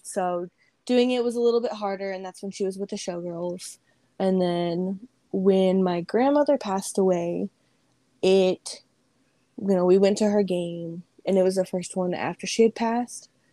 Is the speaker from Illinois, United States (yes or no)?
no; Las Vegas, Nevada, United States; Born and raised here